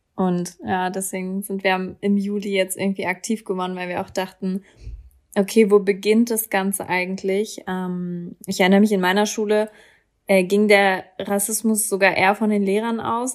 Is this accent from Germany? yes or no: yes; Berlin, Germany; ich komme aus Berlin.